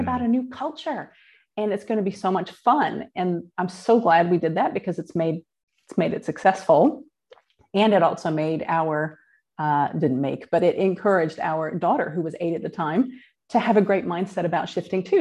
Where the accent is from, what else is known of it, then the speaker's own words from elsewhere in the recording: Midwest, United States; moved away as an adult; now in New Zealand; I was born in the Midwest in the United States and grew up in a pretty normal middle class family